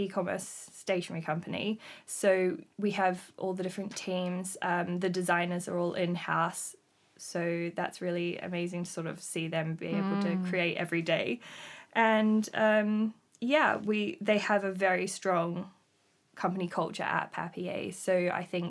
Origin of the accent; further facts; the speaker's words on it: Australia; moved away as an adult; now in London, United Kingdom; I was brought up in Australia. I lived there until 2015.